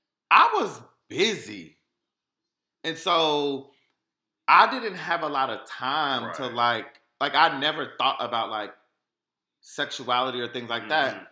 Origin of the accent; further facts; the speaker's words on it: Sugar Land, Texas, United States; I grew up in Sugar Land, Texas